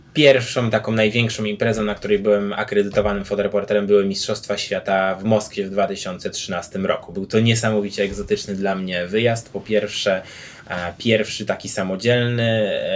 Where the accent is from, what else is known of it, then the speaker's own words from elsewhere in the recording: Grudziądz, Kuyavian-Pomeranian Voivodeship, Poland; wychowałem się w Grudziądzu